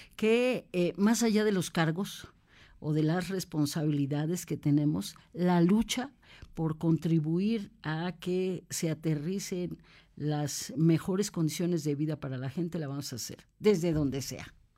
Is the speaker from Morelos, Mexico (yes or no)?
no; Puebla, Mexico; also born or lived in Mexico City; Yo soy poblana, poblana, orgullosa además poblana.